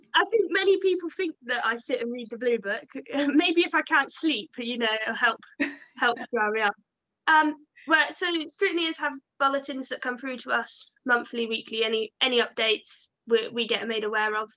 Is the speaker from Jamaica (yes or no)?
no; Devon, South West England, United Kingdom; I come from the Southwest, so down in Devon